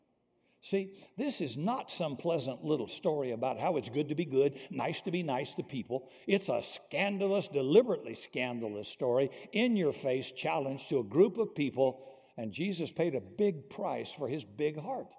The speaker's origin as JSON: {"language": "English", "region": "Deep South", "country": "United States", "tie": "born or raised there", "said": "I grew up in the Deep South"}